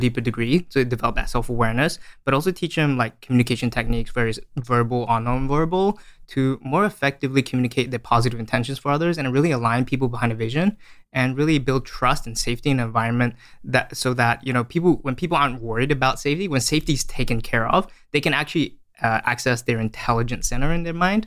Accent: Australia; moved away as an adult; also born or lived in Malaysia; now in San Francisco, United States; I was born in Malaysia and I, uh, grew up in Australia

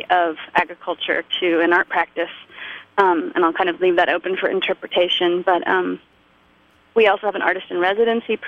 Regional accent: San Francisco, California, United States; I'm from San Francisco

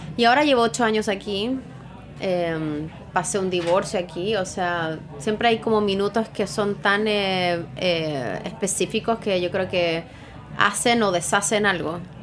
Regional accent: Chile; also born or lived in Santiago / Australia; now in New York, United States

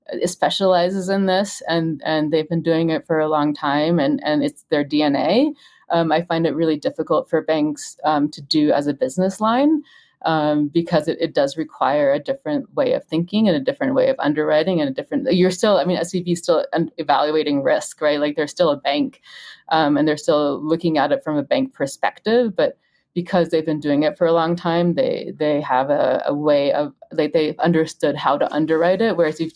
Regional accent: Germany; also born or lived in United States; I'm German and I've always kind of lived in, you know, I'm in Germany, in the US, I'm American

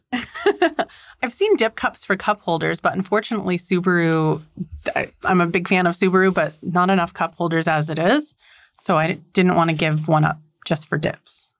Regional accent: North Dakota, United States; I am from North Dakota. So you could road trip out here and meet my family

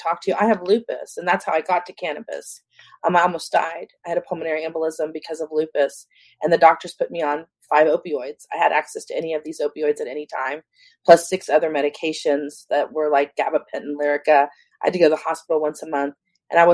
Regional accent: San Antonio, Texas, United States; now in California, United States; I grew up in San Antonio, Texas.

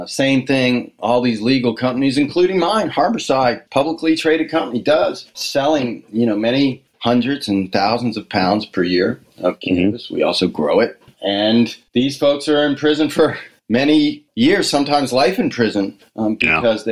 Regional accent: Washington, District of Columbia, United States; when I was growing up in the Washington, D.C. area

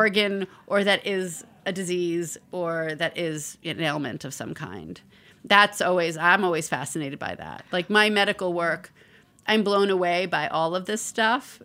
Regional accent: New York City, New York, United States; I grew up in the Bronx

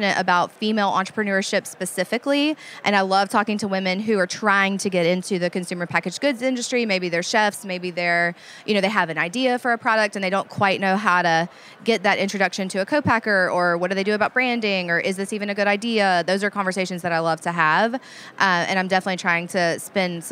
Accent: New Orleans, Louisiana, United States; I'm from New Orleans

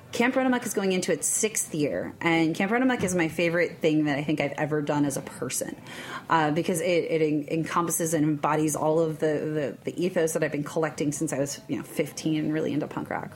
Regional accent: New York, United States; also born or lived in Kentucky; I am from New York originally

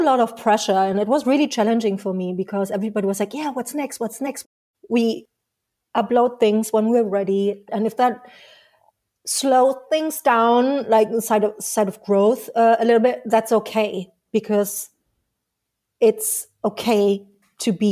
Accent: Berlin, Germany; And I'm from Berlin. I was born in Berlin.

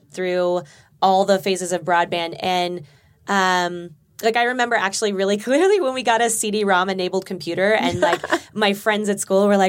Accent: Burbank, California, United States; I grew up in Burbank.

